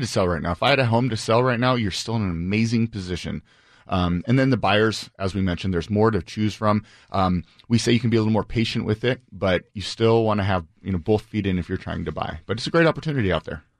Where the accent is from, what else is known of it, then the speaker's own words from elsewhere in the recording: Bainbridge Island, Washington, United States; I grew up on Bainbridge